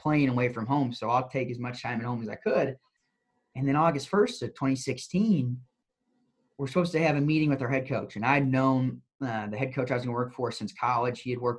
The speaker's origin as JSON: {"language": "English", "region": "Indiana", "country": "United States", "tie": "born or raised there", "also_born_or_lived": "Morgantown", "moved": "as an adult", "lives_now": "Texas, United States", "said": "growing up in Indiana"}